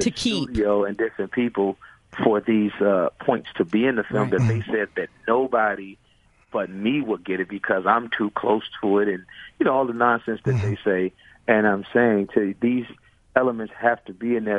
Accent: Chicago, Illinois, United States; I'm from Chicago originally.

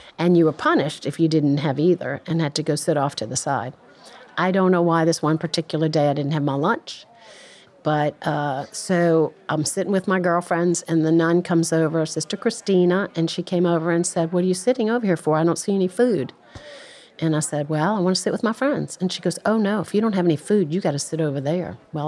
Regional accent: New Orleans, Louisiana, United States; I grew up here in New Orleans as well

